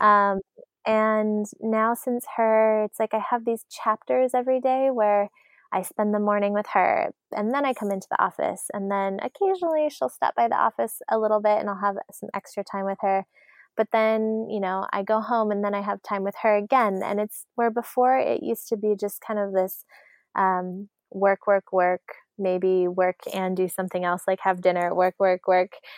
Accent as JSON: {"language": "English", "region": "Arizona", "country": "United States", "tie": "born or raised there", "said": "we grew up in Arizona"}